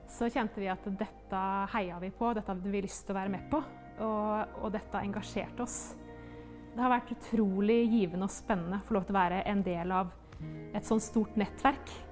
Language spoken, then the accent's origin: Norwegian; South Sudan; Norwegian is a second language; now in Norway; Jeg kommer fra Sør-Sudan. Jeg kom til Norge i 2019.